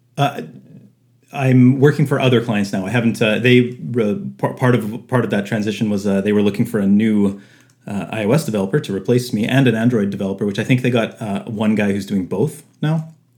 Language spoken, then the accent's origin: English; Winnipeg, Manitoba, Canada; I was born and raised in Winnipeg, uh, Manitoba, Canada.